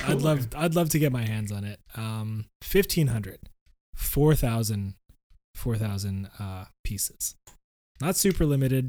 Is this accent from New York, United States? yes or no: no; Florida, United States; I grew up in Florida.